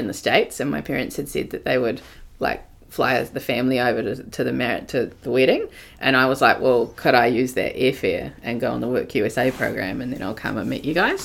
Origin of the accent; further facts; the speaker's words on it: Te Puke, Bay of Plenty, New Zealand; moved away; I'm actually born in Te Puke, of all places, and grew up rurally, like on a farm outside of Te Puke